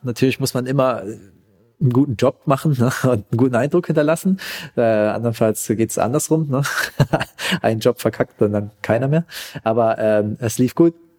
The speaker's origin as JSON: {"language": "German", "town": "Pforzheim", "region": "Baden-Württemberg", "country": "Germany", "also_born_or_lived": "Vietnam", "said": "als ich wieder zurück in Pforzheim war, wo ich herkomme"}